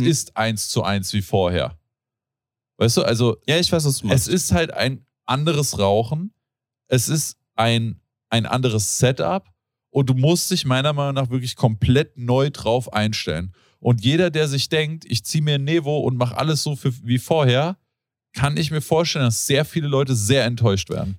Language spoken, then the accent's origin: German; Rodgau, Hesse, Germany; ich bin in Rottgau aufgewachsen